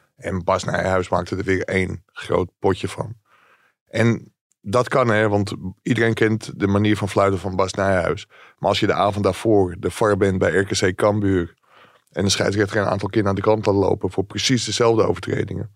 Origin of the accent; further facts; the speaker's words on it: Ilpendam, North Holland, Netherlands; ik kom uit Ilpendam